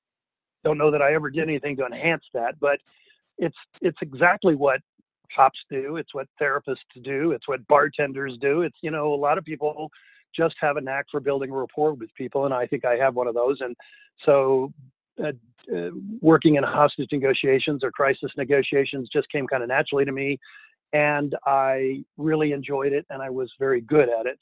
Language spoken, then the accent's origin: English; Denver, Colorado, United States; I grew up in Denver